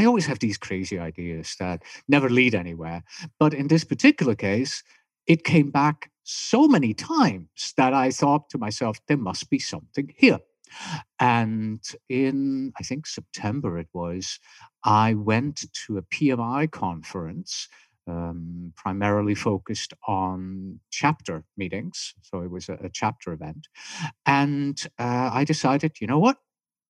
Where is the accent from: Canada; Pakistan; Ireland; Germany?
Germany; accent: German; English is a second language; also born or lived in California; now in Tucson, United States; So today, I call my accent confused because, my German is beginning to push through. I have my British accent still there somehow. I've lived in California for a long time. Now I live in Tucson, Arizona.